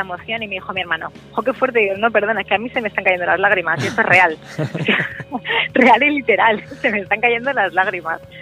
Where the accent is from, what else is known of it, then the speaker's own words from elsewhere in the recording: Pedro Bernardo, Castile and León, Spain; moved away; vivía en Pedro Bernardo, en mi pueblo de Ávila